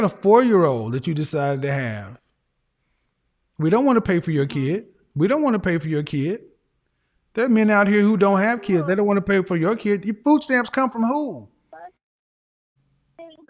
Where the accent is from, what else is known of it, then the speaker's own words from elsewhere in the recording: Oklahoma, United States; I'm from Oklahoma.